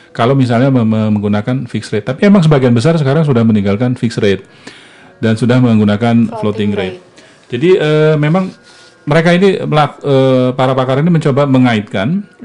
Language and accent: Indonesian; South Sumatra, Indonesia; seperti yang saya ceritakan di yang di kampung saya di Sumatera Selatan Bukit Barisan bertahan